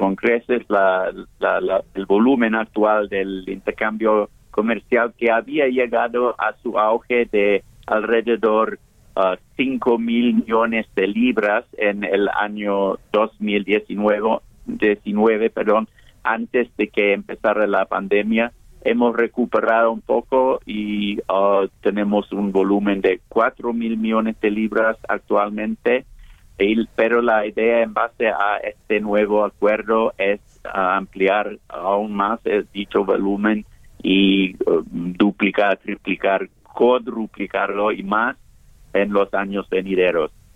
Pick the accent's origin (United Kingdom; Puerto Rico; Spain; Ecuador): United Kingdom; now in Mexico; Reino Unido salimos de la Unión Europea